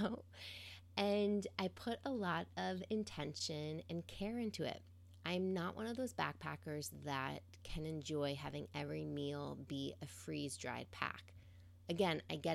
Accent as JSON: {"language": "English", "town": "New York City", "region": "New York", "country": "United States", "tie": "born or raised there", "moved": "as an adult", "lives_now": "Pacific Northwest, United States", "said": "As a New Yorker who grew up around cement streets and Central Park as her wild backyard"}